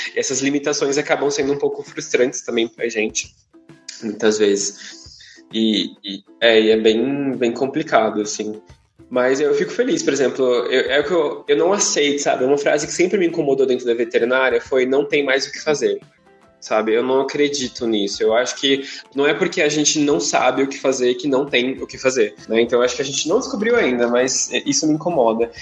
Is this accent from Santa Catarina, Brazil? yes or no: no; São Paulo, Brazil; eu sou de São Paulo